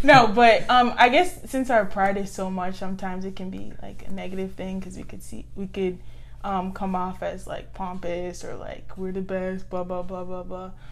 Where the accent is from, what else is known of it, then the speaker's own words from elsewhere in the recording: Boston, Massachusetts, United States; I was born and raised in Boston, Massachusetts, but um, I am of Nigerian descent